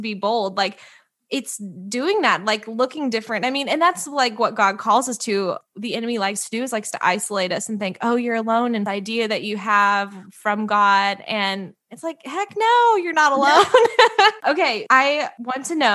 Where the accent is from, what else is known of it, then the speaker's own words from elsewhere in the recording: outside of Columbia, Missouri, United States; moved away; I'm from Missouri, outside of Columbia